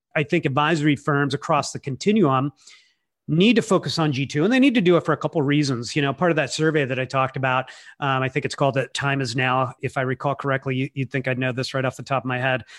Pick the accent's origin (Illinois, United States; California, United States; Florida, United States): California, United States; I'm from California